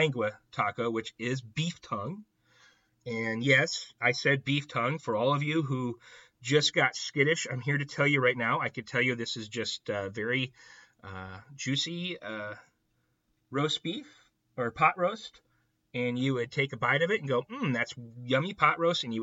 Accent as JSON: {"language": "English", "region": "Iowa", "country": "United States", "tie": "born or raised there", "also_born_or_lived": "Arizona", "moved": "as an adult", "said": "I was born and raised in Iowa, but we met in Arizona"}